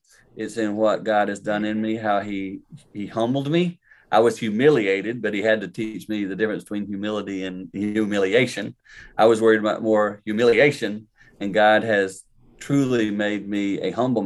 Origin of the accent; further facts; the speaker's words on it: the Carolinas, United States; I grew up in the Carolinas